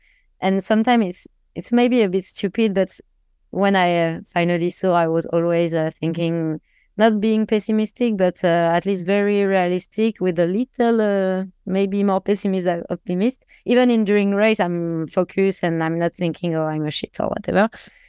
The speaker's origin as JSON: {"language": "English", "town": "Metz", "region": "Grand Est", "country": "France", "said": "And usually I'm from Metz, so the rain is my thing."}